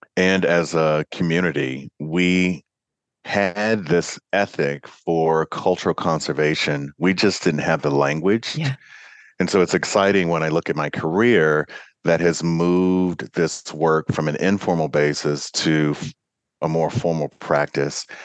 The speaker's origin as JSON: {"language": "English", "region": "Kentucky", "country": "United States", "tie": "born or raised there", "said": "my home state of kentucky"}